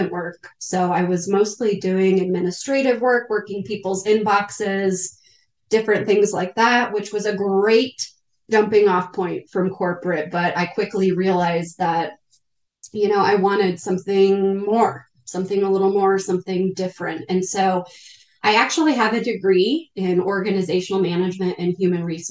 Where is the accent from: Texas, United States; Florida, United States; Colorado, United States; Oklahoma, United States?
Colorado, United States; Northern; I was born and raised in Northern Colorado